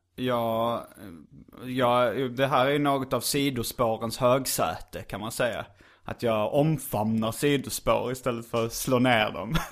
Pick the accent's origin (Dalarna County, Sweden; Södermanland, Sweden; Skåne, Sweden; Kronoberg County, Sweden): Skåne, Sweden; Lund; accent: Lund dialect; moved away as an adult; also born or lived in Hjärup / Stockholm / Malmö; identitetsskapande högstadiet i gymnasiet var i Lund. Mm. Och lite typ något år efter där också så att det eh, Jag pratar lite Lundadialekt tror jag ändå